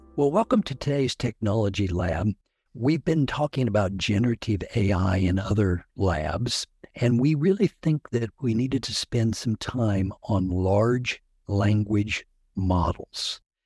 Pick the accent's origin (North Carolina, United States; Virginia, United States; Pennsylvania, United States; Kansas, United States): Kansas, United States; Hutchinson; I am from Hutchinson, Kansas